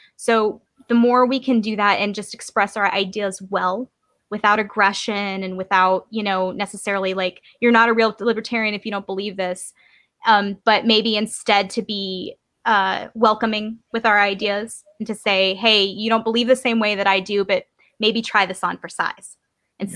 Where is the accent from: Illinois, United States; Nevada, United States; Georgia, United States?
Georgia, United States; I come from Georgia